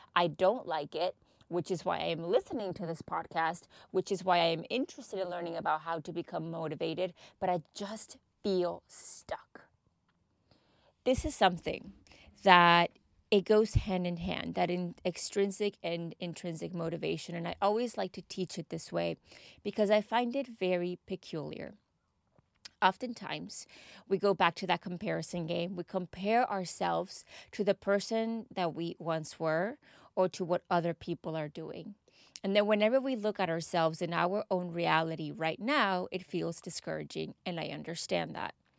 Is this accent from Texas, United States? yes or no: yes; Texas, United States; now in United Kingdom; I am from Texas